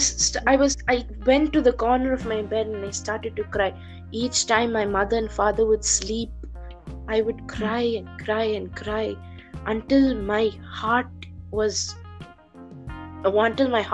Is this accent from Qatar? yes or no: yes; Doha, Qatar; I'm born and brought up in Doha, Qatar, born in 7th March 2005